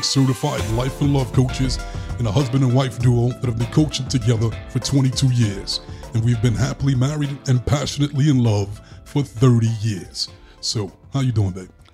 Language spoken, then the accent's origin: English; New York, United States; growing up in New York